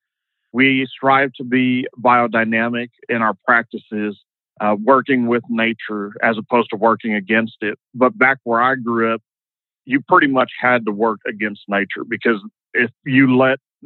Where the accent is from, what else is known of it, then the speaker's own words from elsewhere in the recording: the Delta, Louisiana, United States; now in Austin, United States; we grew up in the Delta, it was all bayou country